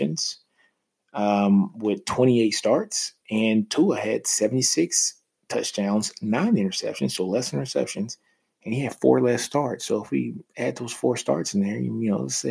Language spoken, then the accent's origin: English; Louisiana, United States; also born or lived in Texas; I am from Louisiana, which is crazy. My mom's favorite team is LSU